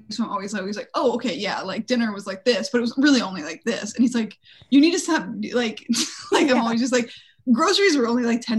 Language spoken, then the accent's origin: English; Conway, South Carolina, United States; grew up mostly in South Carolina. Oh, okay. So it, a place called Conway, South Carolina, which is kind of close to Myrtle Beach, South Carolina